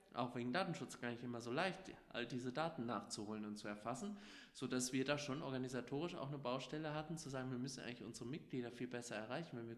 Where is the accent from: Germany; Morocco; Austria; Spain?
Germany; Wächtersbach, Hesse; also born or lived in Gelnhausen; Ich hatte vorher einmal als Bürgermeister in meiner Heimatstadt Wächtersbach kandidiert